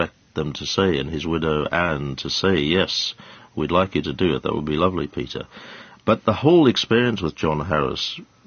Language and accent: English; South Africa; born or raised there; now in United Kingdom